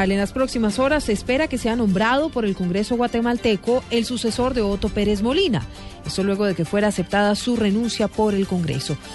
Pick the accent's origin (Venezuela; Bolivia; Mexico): Venezuela; moved away as an adult; tengo 19 años. Salí de Venezuela porque me sacaron de una finca donde estábamos y pasamos por el río.